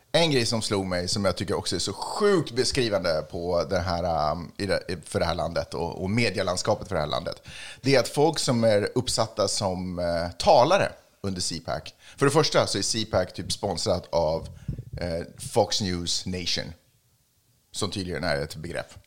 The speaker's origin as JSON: {"language": "Swedish", "town": "Stockholm", "region": "Stockholm County", "country": "Sweden", "tie": "born or raised there", "said": "Jag är från Stockholm. Jag är född och uppvuxen i Stockholm"}